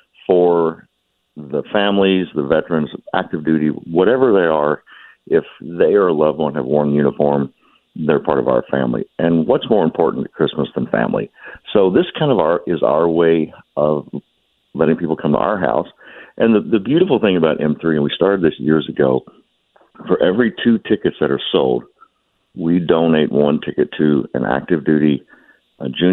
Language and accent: English; Kentucky, United States; from my home state of Kentucky